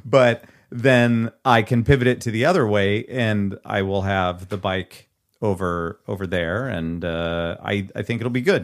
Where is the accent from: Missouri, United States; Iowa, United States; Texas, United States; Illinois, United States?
Iowa, United States; Nevada; filmed in my hometown, eh, hometown-ish